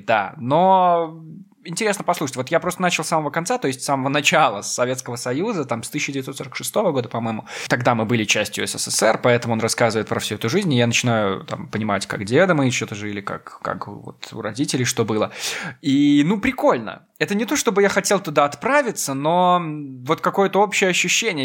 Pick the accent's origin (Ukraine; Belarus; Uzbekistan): Belarus; Я говорю чисто, потому что я из Беларуси, мы привыкли к чистому.